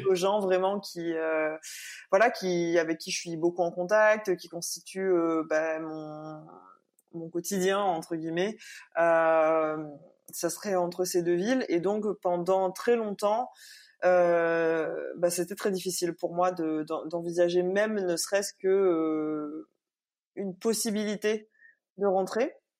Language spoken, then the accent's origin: French; Réunion; now in Paris, France; est-ce que je suis une Réunionnaise digne de ce nom